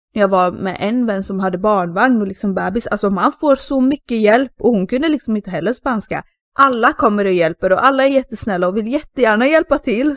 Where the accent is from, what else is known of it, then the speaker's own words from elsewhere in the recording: Sweden; now in Spain; som svensk ensam tjej